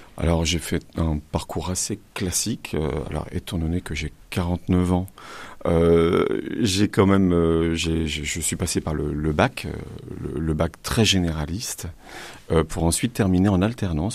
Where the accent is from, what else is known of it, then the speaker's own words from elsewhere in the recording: Le Havre, Normandy, France; moved away as an adult; also born or lived in Rouen area; now in Rouen, France; Je viens du Havre et depuis mes 20 ans maintenant, j'habite sur la Rouennaise.